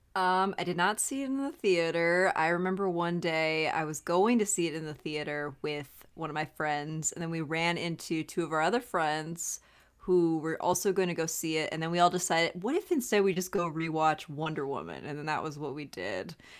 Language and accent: English; Montana, United States; I'm from Montana